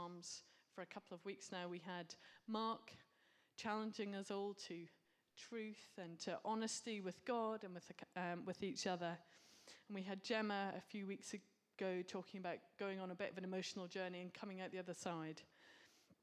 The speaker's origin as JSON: {"language": "English", "country": "United Kingdom", "said": "we're British."}